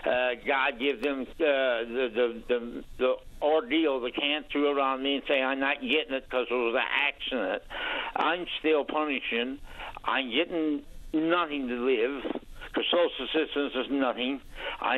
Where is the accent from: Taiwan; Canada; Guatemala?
Canada; I'm a Canadian